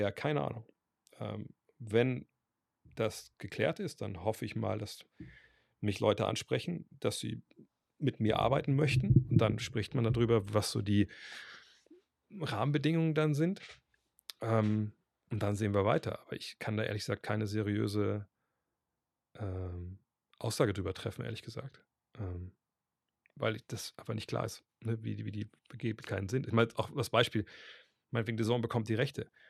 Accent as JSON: {"language": "German", "region": "Berlin", "country": "Germany", "said": "wenn ich alle Berlin-Fan wäre, bin, aus Berlin, habe ich nicht die Wahl."}